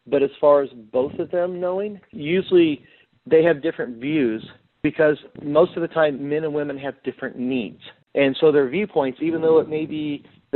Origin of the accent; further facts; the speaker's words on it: Kansas City, Missouri, United States; also born or lived in Omaha, Nebraska; I was born and raised in the Kansas City, Missouri area.